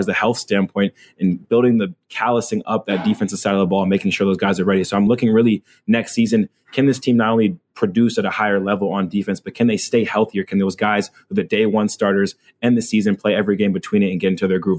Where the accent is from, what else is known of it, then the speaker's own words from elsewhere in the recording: Atlanta, Georgia, United States; I'm a guy from Georgia. I'm from Atlanta.